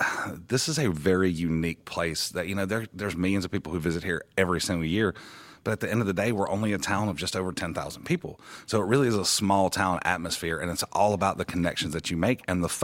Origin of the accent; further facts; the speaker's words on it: Pascagoula, Mississippi, United States; now in Branson, United States; I'm from originally from South Mississippi, down around Pascagoula. It's in between Biloxi and Mobile.